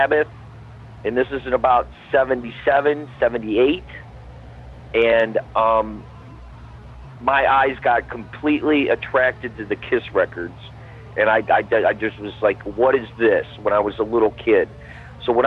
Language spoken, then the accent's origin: English; Parma, Ohio, United States; I'm from Parma, Ohio. Still from Parma, Ohio